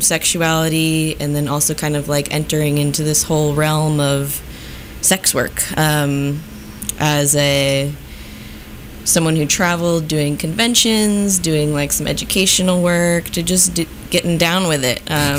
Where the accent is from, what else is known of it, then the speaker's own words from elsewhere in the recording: Chicago, Illinois, United States; moved away as an adult; now in Kansas City, United States; I am originally from Chicago